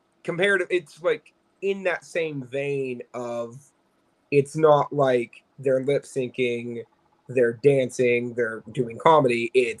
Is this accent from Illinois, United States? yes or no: yes; Chicago, Illinois, United States; moved away; Bitch, I'm from Chicago.